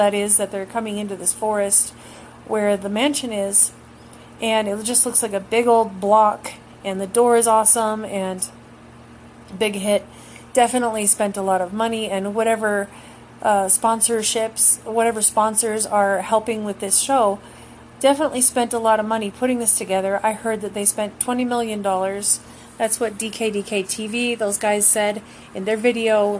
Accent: United States; as an American in the U.S., being raised here in the North American continent my whole life

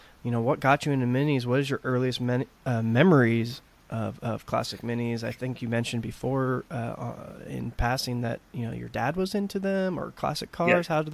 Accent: Texas, United States; I grew up in Texas

